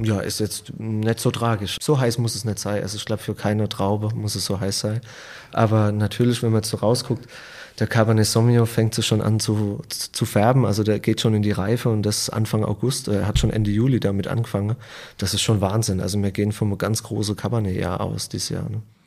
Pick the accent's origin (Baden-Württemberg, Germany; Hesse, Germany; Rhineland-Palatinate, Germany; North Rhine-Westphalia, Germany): Rhineland-Palatinate, Germany; wir sind als, als Pfälzer